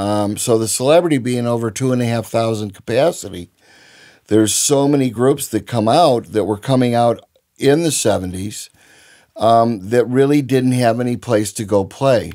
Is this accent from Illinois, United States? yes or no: yes; Chicago, Illinois, United States; growing up in Chicago in the sixties